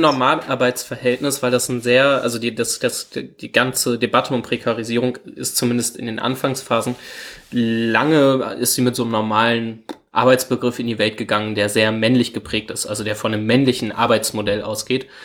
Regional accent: Hanover, Lower Saxony, Germany; wir kommen beide aus Hannover

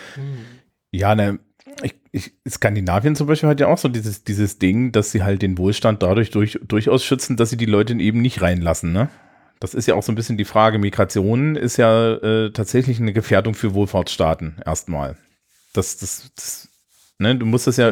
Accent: Germany; als Deutsche

